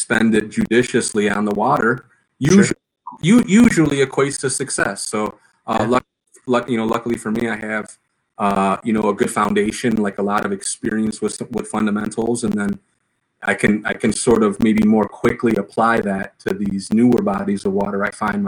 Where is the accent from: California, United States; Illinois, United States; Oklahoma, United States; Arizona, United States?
Illinois, United States; Chicago; I'm from Chicago. I'm from Illinois.